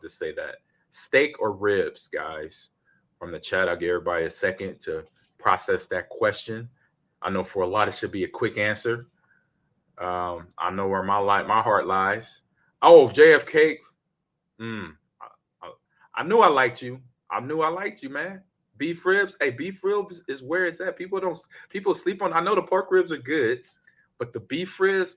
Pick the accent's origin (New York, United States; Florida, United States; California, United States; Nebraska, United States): Nebraska, United States; I'm from Nebraska, so we a beef state all day.